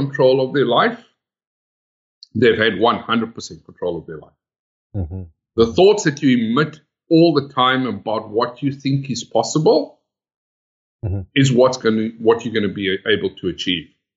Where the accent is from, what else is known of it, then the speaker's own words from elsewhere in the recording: South Africa; moved away as an adult; now in Sydney, Australia; I'm originally from South Africa.